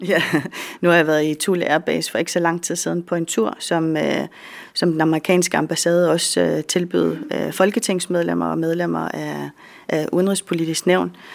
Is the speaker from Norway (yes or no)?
no; Greenland; Jeg er den første fra Grønland og fra Danmark